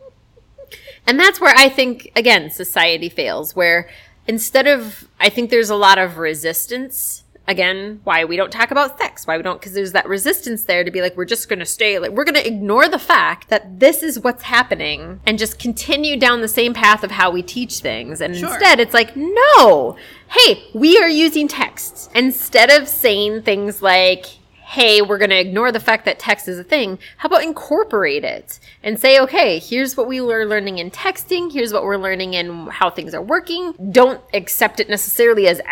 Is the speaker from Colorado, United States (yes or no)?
no; Minnesota, United States; moved away; I lived in small town fuckery of Minnesota